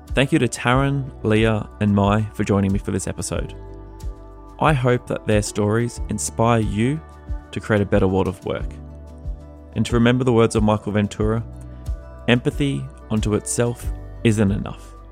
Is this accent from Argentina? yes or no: no; Australia; now in United States; being an Australian living in America